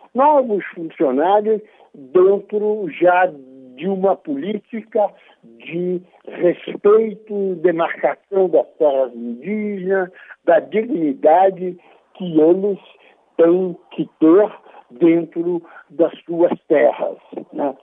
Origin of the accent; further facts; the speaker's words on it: Brazil; como brasileiro